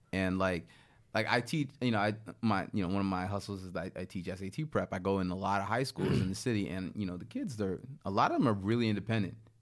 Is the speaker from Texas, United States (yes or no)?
no; Baltimore, Maryland, United States; My hometown, Baltimore